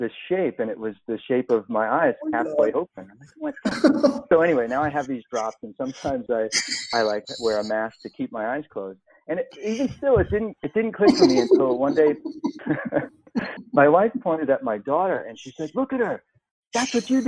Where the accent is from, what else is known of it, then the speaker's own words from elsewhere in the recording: Long Island, New York, United States; I grew up in New York on Long Island, right near the water